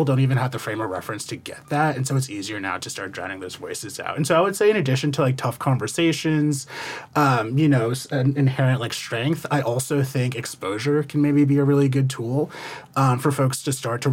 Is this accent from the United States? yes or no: yes; New Jersey, United States; I'm from New Jersey